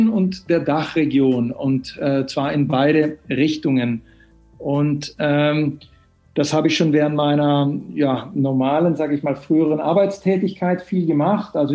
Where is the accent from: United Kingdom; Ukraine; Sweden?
Sweden; now in Germany; Und ich bin äh, Schwede, wie man vielleicht am Namen hört, aber lebe ungefähr zwei Drittel meines Lebens schon in Deutschland.